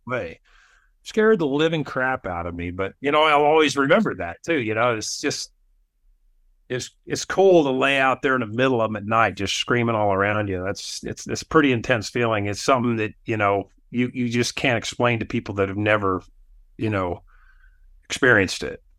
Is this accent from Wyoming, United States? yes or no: yes; Wyoming, United States; moved away as an adult; also born or lived in Alaska; now in Utah, United States; I grew up in Wyoming